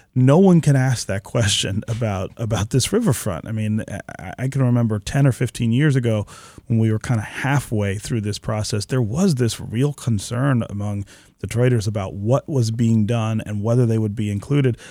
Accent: Detroit, Michigan, United States; I grew up here in Detroit

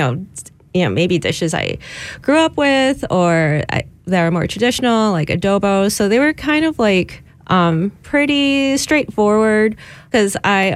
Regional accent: Chicago, Illinois, United States; moved away as an adult; now in Detroit, United States; But as someone who's not from the area, I moved here a few years ago. I'm from Chicago originally.

